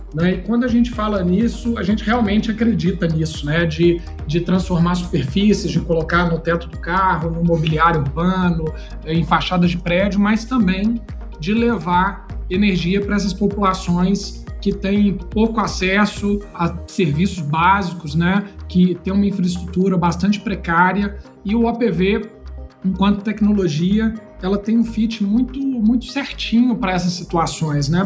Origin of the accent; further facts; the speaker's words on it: Brazil; a gente é brasileiro